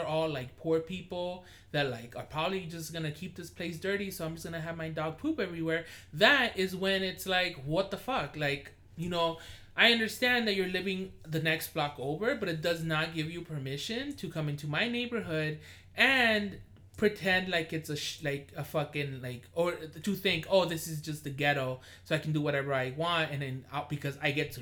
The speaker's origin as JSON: {"language": "English", "town": "Los Angeles", "region": "California", "country": "United States", "tie": "born or raised there", "moved": "yes", "said": "I'm from Koreatown"}